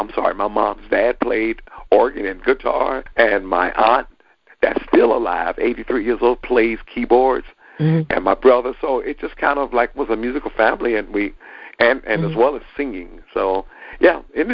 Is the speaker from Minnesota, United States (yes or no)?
no; Dayton, Ohio, United States; I was born and raised in Dayton, and I have the testimony of, as a lot of entertainers, I grew up in the church.